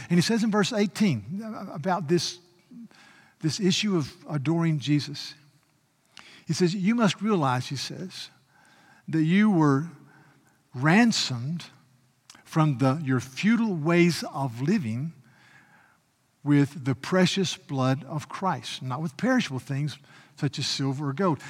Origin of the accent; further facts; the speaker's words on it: United States; I had the privilege of being an American